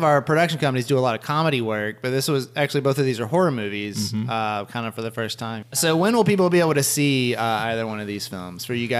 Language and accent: English; South Georgia, United States; now in Atlanta, United States; I grew up in South Georgia and there were gnats everywhere all the time.